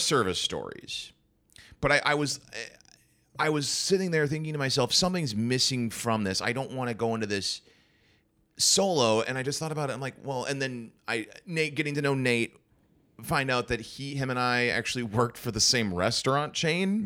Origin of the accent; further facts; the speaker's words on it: St. Cloud, Minnesota, United States; I'm from Saint Cloud.